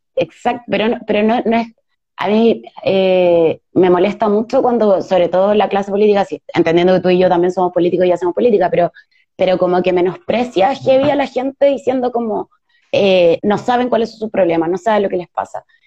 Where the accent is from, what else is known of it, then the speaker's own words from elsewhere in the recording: Chile; nosotras como feministas chilenas